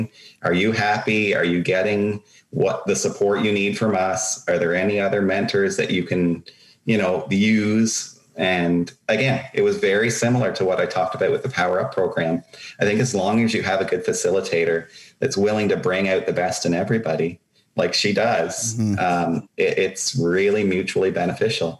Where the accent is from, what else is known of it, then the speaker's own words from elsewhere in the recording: Meaford, Ontario, Canada; my hometown in Meaford